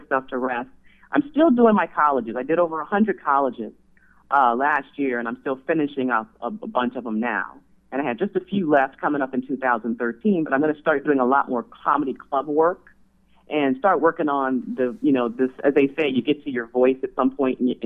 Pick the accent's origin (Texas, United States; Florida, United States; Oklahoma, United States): Florida, United States; Miami; moved away as an adult; also born or lived in Hawkinsville, Georgia / Tiffin, Ohio; Originally born in Georgia, in a small town called Hawkinsville, Georgia, but raised in Miami, Florida